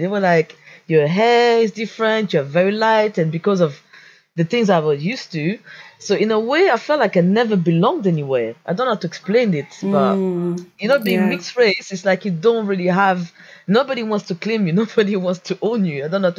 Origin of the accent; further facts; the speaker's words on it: Geneva, Switzerland; also born or lived in Portugal / Guinea-Bissau; now in England; My mom is from Guinea-Bissau, so she's black, so I'm mixed race. I grew up in Switzerland for 15 years in Geneva, and now I came to live in England. So I have a very various background, you know, so Portuguese background, Swiss background, and now British background.